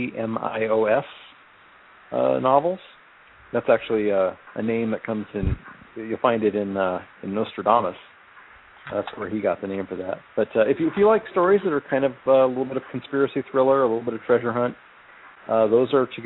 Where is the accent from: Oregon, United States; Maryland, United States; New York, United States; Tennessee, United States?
Oregon, United States; Celeste; now in Arizona, United States; I grew up in Celeste, Oregon